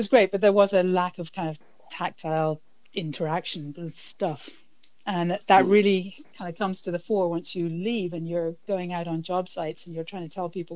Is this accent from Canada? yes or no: no; Ireland; moved away as an adult; I grew up entirely in Ireland and lived there.